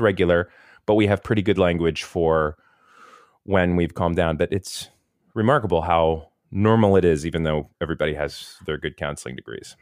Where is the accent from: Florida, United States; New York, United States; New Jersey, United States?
Florida, United States; Tampa; moved away as an adult; also born or lived in Kentucky; I grew up in the Tampa, Saint Pete area, right by the beach